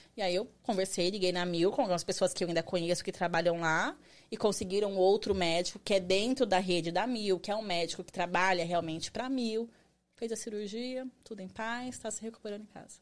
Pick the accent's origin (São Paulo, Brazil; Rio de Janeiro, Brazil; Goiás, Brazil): São Paulo, Brazil; Barueri; moved away as an adult; now in United States; eu sou de São Paulo, Barueri, Zona Oeste